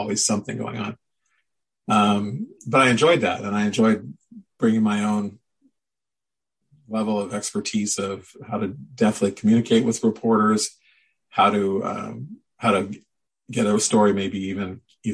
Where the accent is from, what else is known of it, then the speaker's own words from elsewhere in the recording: Midwest, United States; now in Oregon, United States; again, I grew up in the Midwest and moved to Oregon. I could never see highlights.